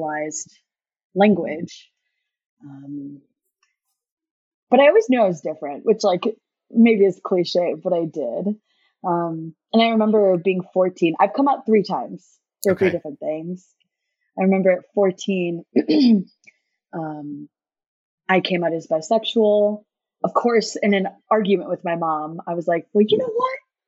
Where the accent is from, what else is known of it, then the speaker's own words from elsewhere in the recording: United States; I was born in the States, but my parents were born and raised in India.